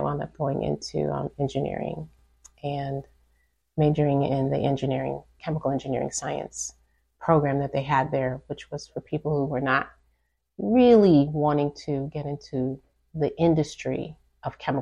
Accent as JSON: {"language": "English", "town": "New York City", "region": "New York", "country": "United States", "tie": "born or raised there", "moved": "yes", "said": "I always like to hail back to my hometown of Brooklyn, New York. I grew up in Brooklyn"}